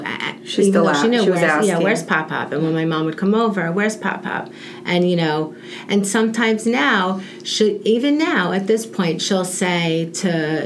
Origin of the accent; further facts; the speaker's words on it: New York, United States; moved away; We're from New York